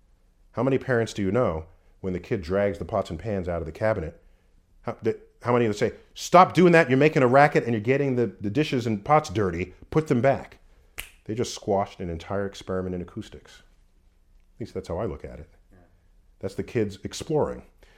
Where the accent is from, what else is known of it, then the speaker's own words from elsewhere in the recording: New York City, New York, United States; Born and raised in New York City.